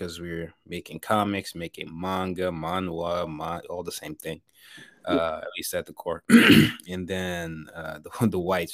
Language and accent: English; Nigeria; growing up in Nigeria